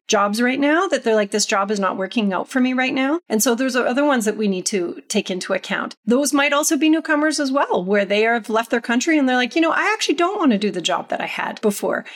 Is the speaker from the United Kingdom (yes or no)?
no; Canada; moved away; also born or lived in United States; I returned to Canada after living in the US for a long period of time